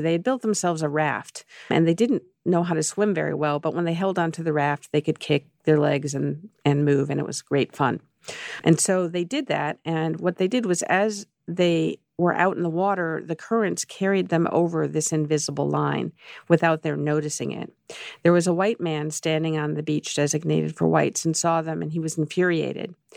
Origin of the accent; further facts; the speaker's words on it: Chicago, Illinois, United States; I grew up in Chicago